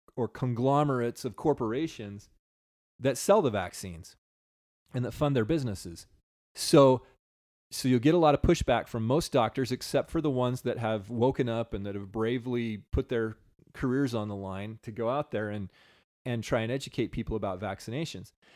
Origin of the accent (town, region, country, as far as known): United States